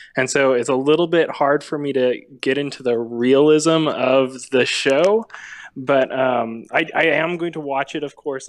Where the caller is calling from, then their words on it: Nashville, Tennessee, United States; I'm calling, uh, from just outside Nashville.